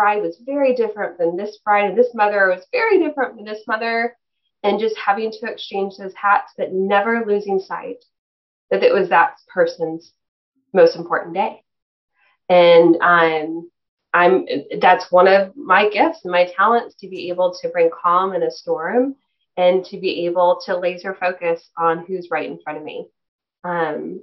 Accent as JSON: {"language": "English", "region": "Texas", "country": "United States", "said": "we're from Texas"}